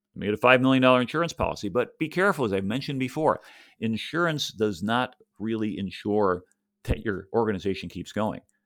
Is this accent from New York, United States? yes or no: yes; Buffalo, New York, United States; now in Tampa, United States; I grew up in Buffalo